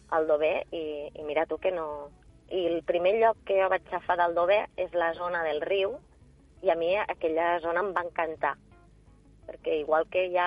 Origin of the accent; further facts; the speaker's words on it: L'Ampolla, Catalonia, Spain; per a mi és, és algo molt, una satisfacció molt gran perquè 100% de l'ampolla, eh, poder presentar-ho al meu poble